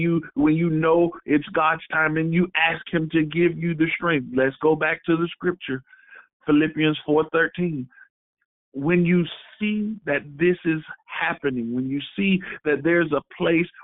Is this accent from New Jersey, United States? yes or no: no; Florida, United States; I'm from Florida